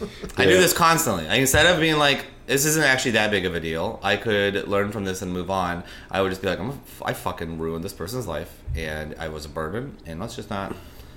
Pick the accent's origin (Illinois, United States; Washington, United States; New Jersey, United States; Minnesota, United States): Washington, United States; Seattle